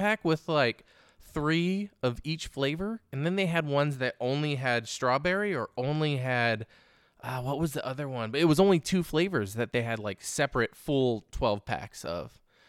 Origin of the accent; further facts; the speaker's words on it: California, United States; I grew up in the Bay Area.